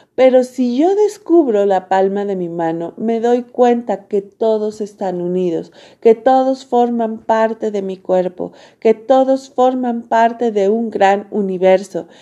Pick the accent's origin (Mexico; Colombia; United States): Mexico; yo soy mexicana